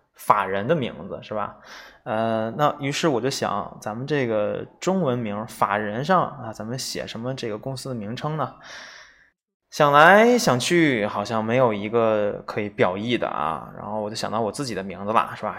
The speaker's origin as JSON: {"language": "Chinese", "country": "China", "said": "尤其我们中国人"}